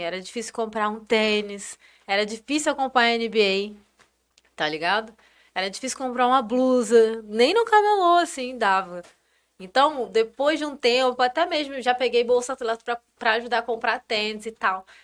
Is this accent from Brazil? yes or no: yes; Campos dos Goytacazes, Rio de Janeiro, Brazil; now in São Paulo, Brazil; eu sou de uma cidade do interior do Rio